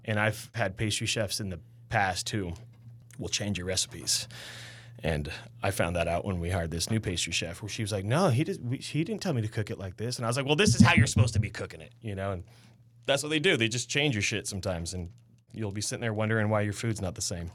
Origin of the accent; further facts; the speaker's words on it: Sacramento, California, United States; I'm born and raised in Sac